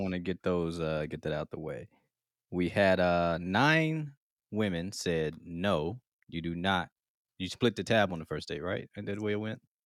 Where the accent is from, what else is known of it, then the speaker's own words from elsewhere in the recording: Mississippi, United States; moved away; I'm originally from Mississippi. We got Southern hospitality